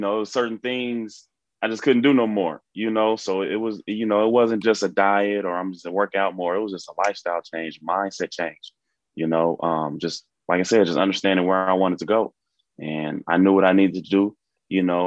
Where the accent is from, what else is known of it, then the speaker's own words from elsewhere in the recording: Seattle, Washington, United States; I'm from Seattle, Washington.